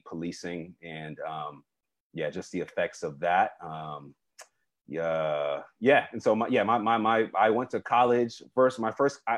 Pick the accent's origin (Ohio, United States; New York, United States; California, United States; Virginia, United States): New York, United States; New York City; moved away as an adult; I am from the Bronx, New York. This particular neighborhood I grew up in was predominantly Afro-Caribbean